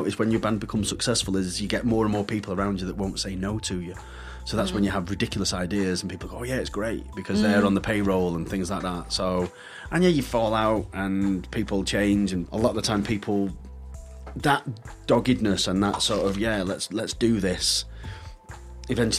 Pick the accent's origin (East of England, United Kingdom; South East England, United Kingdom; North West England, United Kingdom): North West England, United Kingdom; Manchester; I come from Manchester, I don't come from England